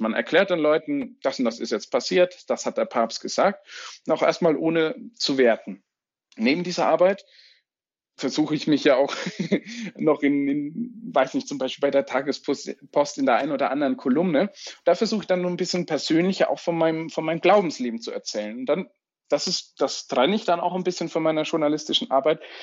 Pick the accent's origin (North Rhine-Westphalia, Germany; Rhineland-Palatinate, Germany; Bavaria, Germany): Bavaria, Germany; Franconia; ich bin Bistum Würzburg, gebürtiger Franke